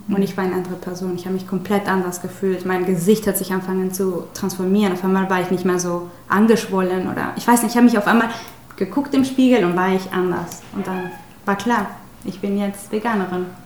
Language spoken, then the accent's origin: German; Mexico; German is a second language; moved away as an adult; now in Hamburg, Germany; ich komme aus Mexiko